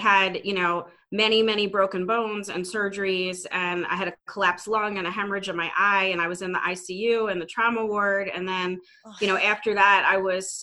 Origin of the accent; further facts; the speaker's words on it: Philadelphia, Pennsylvania, United States; Born and raised in the Philadelphia area. I've never lived anywhere else.